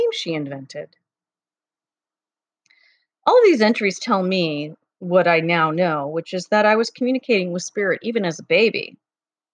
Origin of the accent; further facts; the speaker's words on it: Cleveland, Ohio, United States; moved away; I grew up in Cleveland, Ohio for the first part of my life